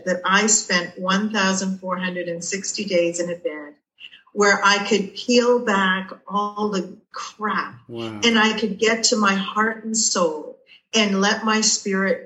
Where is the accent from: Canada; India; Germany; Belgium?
Canada; Toronto, Ontario; I'm from Toronto, Canada